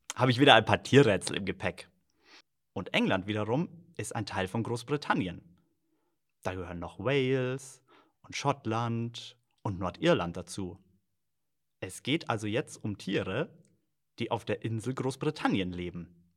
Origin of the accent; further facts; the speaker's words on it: Germany; bei uns in Deutschland